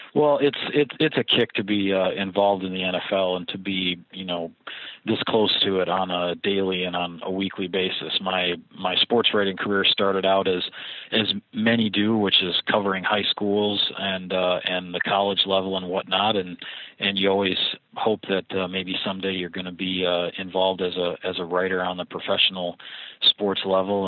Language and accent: English; Platteville, Wisconsin, United States; also born or lived in Appleton, Wisconsin / Chicago, Illinois / Wausau, Wisconsin; I grew up in the southern part of Wisconsin, about uh, you know three to four hours by car away from Green Bay, in a small town called Platteville